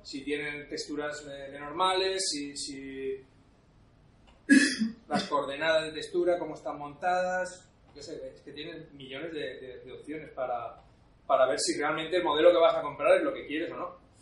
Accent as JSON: {"language": "Spanish", "country": "Spain", "said": "hay otro chico español, pero, pero solo somos dos"}